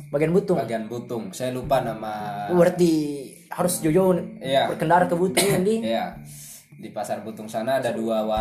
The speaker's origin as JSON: {"language": "Indonesian", "region": "Southeast Sulawesi", "country": "Indonesia", "said": "saya kan orang Buton, yeah. orang kepulauan lah. Kepulauan. Kampungnya di pesisir."}